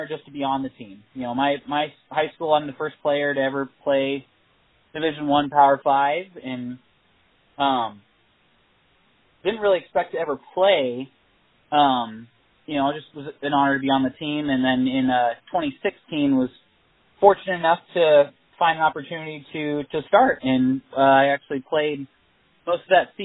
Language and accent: English; Los Angeles, California, United States; moved away as an adult; also born or lived in Texas; now in Fort Worth, United States; I was born and raised in Los Angeles